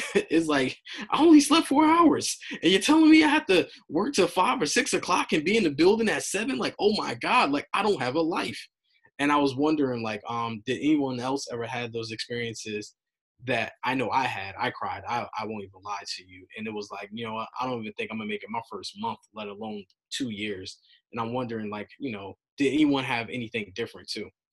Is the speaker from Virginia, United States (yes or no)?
no; New York, United States; I'm from New York